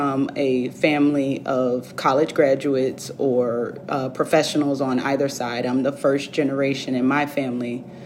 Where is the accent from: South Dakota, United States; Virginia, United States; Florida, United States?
Virginia, United States; Virginia Beach; moved away as an adult; now in Washington, DC, United States; I grew up in Virginia Beach